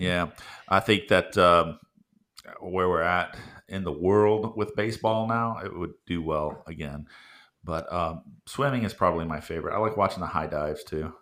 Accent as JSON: {"language": "English", "region": "Florida", "country": "United States", "tie": "born or raised there", "also_born_or_lived": "San Francisco, California / South Carolina / Louisiana", "moved": "as an adult", "said": "So my entire young childhood up until I was eighteen, I lived in this literally sunshine states."}